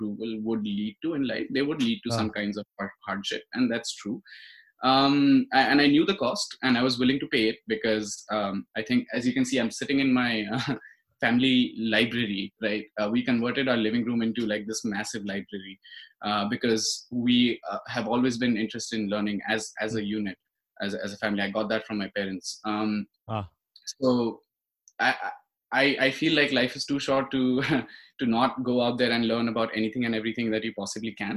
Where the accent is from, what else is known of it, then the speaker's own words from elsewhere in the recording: Delhi, India; I was born and brought up in Delhi, always been a Delhi boy myself